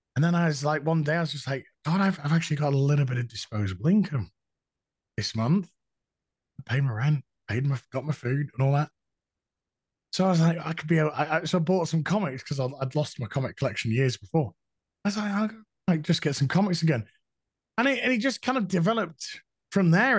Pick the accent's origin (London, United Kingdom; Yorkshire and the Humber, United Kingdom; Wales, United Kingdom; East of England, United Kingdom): Yorkshire and the Humber, United Kingdom; I'm a Yorkshireman. We're no nonsense up here